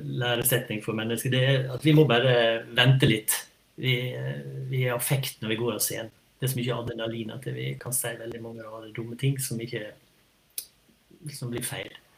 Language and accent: Norwegian; Sunnmøre, Møre og Romsdal, Norway; vi er fra Sunnmøre